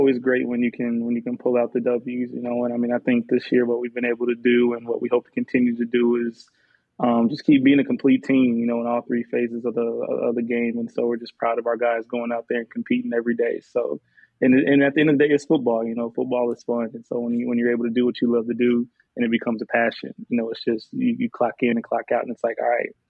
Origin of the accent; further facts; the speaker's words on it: Illinois, United States; moved away as an adult; now in Miami, United States; I'm originally from the Midwest, so Illinois to be specific.